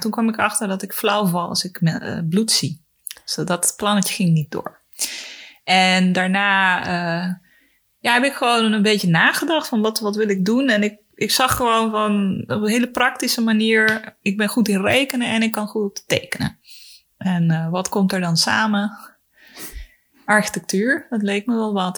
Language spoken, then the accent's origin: Dutch; Mozambique; moved away; also born or lived in Chile; ik ben opgegroeid in Mozambique, in Afrika.